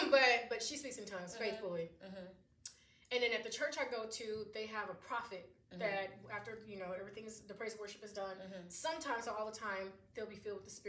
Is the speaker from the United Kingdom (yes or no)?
no; Jamaica; because I'm Jamaican